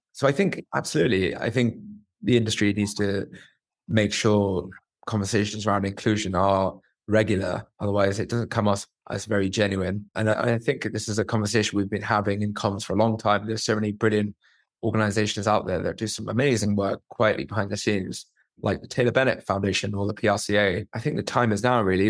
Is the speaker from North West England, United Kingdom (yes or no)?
no; Luton, East of England, United Kingdom; I'm a guy that's born and bred in Luton